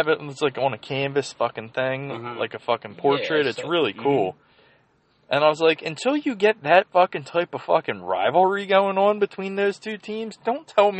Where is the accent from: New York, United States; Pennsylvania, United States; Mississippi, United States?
Pennsylvania, United States; Philadelphia; my mom's half Irish, and, growing up in Holmesburg, Mayfair, you know quite a few Irish people.